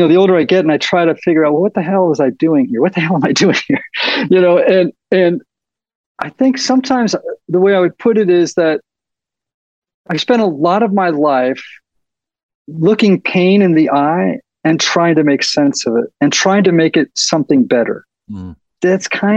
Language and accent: English; Nashville, Tennessee, United States; we're from Nashville